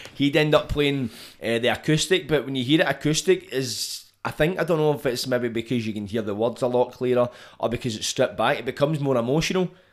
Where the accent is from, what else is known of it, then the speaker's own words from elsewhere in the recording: Scotland, United Kingdom; being Scottish, like, we can compare ourselves to England, but we're different